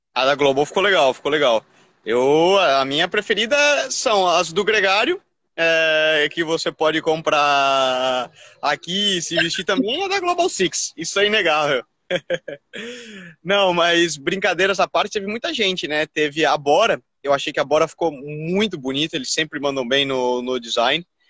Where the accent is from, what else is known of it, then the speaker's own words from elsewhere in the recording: Brazil; eu com essa minha cara aqui de, de brasileiro nato